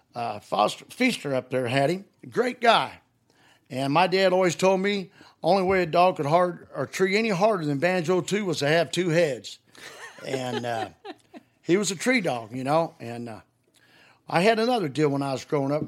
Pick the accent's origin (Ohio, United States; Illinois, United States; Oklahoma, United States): Illinois, United States; Highland; also born or lived in Greenville, Illinois; I was raised up around Highland, Illinois and Greenville, Illinois